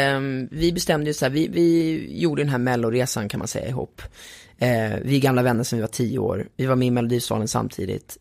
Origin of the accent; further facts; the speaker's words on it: Sweden; då kom jag som svensk